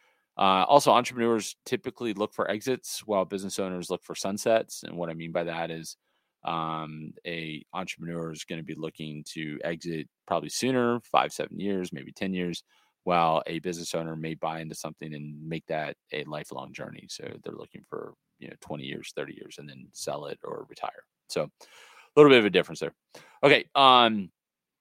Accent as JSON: {"language": "English", "town": "Los Angeles", "region": "California", "country": "United States", "said": "I'm from the Hollywood, you know, area right there where the Dodger Stadium is"}